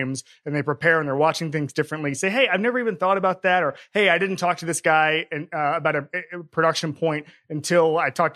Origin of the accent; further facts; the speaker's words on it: Florida, United States; I grew up in Florida